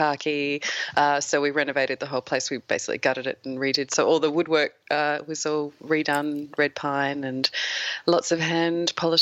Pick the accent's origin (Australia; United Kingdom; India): Australia; Adelaide, South Australia; also born or lived in Sydney, Australia; I'm actually from Sydney originally. We moved to Adelaide when I was about 8 or 9